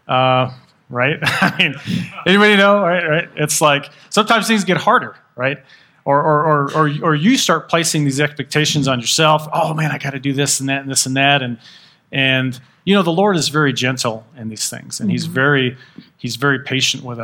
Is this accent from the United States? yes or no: yes; Texas, United States; now in Utah, United States; I'm from Texas